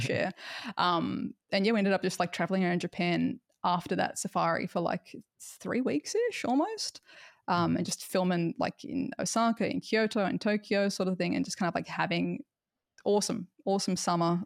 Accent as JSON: {"language": "English", "country": "Australia", "said": "because of being Australian"}